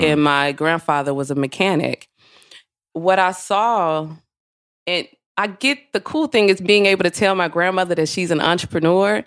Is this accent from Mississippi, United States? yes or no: yes; Mississippi, United States; I am from Mississippi